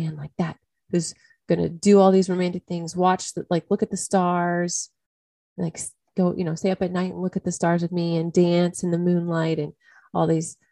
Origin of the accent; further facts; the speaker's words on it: United States; I'm American.